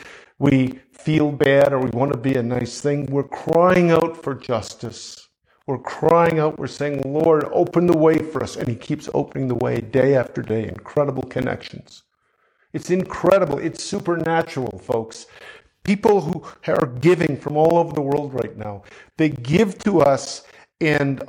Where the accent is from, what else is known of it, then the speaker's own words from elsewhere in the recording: Canada; I'm a Canadian